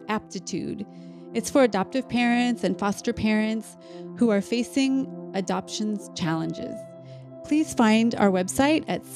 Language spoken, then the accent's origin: English; Des Moines, Iowa, United States; the church where I grew up in Des Moines